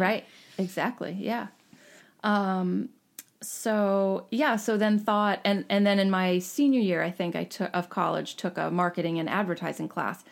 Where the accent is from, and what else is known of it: Jacksonville, Florida, United States; born or raised there; moved away; also born or lived in Bucks County, Pennsylvania / Ithaca, New York / Woodstock, New York / New Jersey